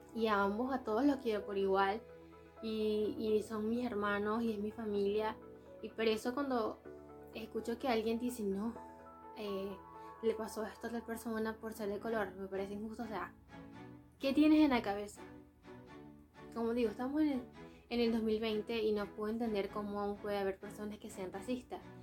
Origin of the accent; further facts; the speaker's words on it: Venezuela; moved away; somos de Venezuela